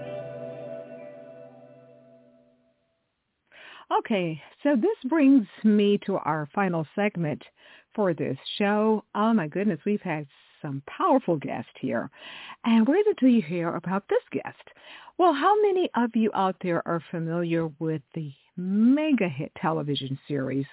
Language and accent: English; Texas, United States; I grew up in Texas